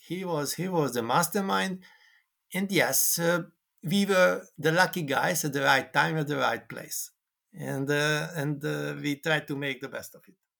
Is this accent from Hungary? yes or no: yes; Hungary; I came from Hungary